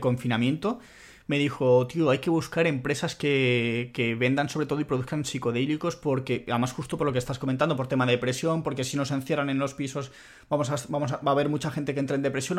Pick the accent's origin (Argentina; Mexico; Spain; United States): Spain; also born or lived in Italy; siendo español que ha vivido en Italia